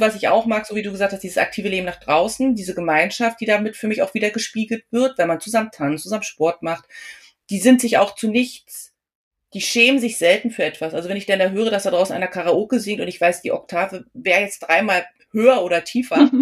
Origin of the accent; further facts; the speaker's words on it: Germany; mein Mann und ich, wir sind beide Deutsche